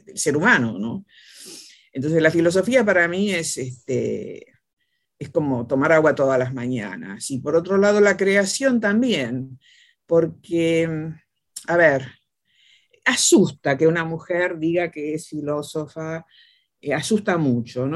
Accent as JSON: {"language": "Spanish", "town": "Caleufú", "region": "La Pampa", "country": "Argentina", "tie": "born or raised there", "said": "yo nací en un pueblo, Caleufú, Pampa, eh, por lo tanto soy de la época del del circo y del teatro"}